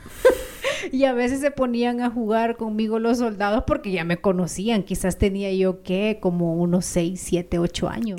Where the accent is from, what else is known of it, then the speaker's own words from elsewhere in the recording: Ahuachapán, El Salvador; moved away as an adult; now in Guatemala; los aguachapanecos hablamos muy parecido a los chapines.